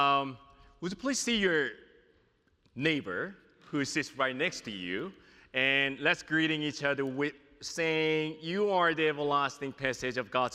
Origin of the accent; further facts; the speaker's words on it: New York City, New York, United States; also born or lived in South Korea; now in Junction City, United States; I'm from New York City. I was born in South Korea and moved to New York City and lived there for a while